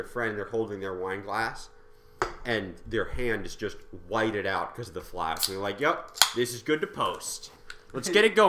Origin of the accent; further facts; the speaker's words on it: Australia; I'm Australian.